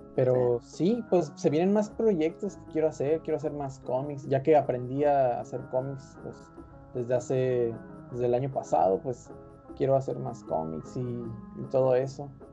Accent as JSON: {"language": "Spanish", "region": "northern Mexico", "country": "Mexico", "said": "no siempre tengo ganas de ser norteño"}